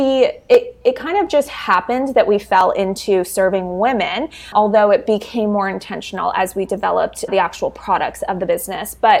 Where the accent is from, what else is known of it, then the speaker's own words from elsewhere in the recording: Canada; I'm from Canada